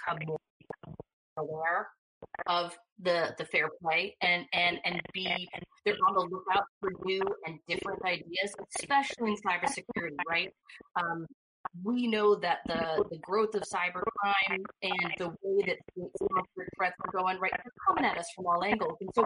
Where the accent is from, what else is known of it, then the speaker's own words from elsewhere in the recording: New York, United States; moved away; I'm a New Yorker